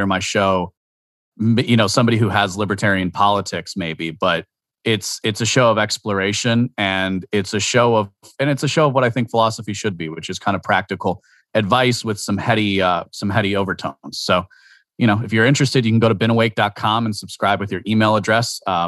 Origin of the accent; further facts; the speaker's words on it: Washington, District of Columbia, United States; born there; also born or lived in Maryland / New Jersey / Wisconsin; I moved around a lot growing up. So I was born in Washington, D.C. I know, ooh, scary. I was born in Washington, D.C. I lived in Maryland, New Jersey, Maryland, Wisconsin before I was 7 years old.